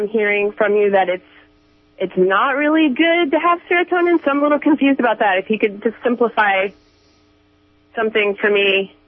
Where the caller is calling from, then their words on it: Arcata, California, United States; I'm from Arcata.